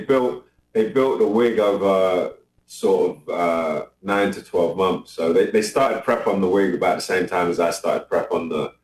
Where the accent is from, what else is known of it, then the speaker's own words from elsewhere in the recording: London, United Kingdom; also born or lived in New York; London's my home. That's where I'm based. That's where I'm from. I identify as a Londoner.